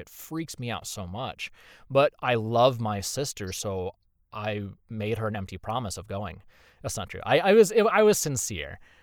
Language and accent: English; Indiana, United States; moved away as an adult; now in Texas, United States; I'm from Indiana, born and raised